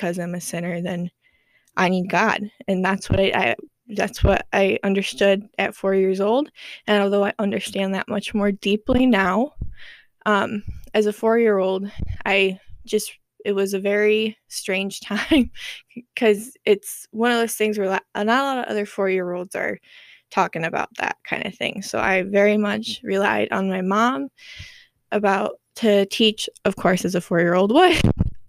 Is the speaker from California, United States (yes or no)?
no; New York, United States; also born or lived in Florida; moved up to New York, and I have lived there ever since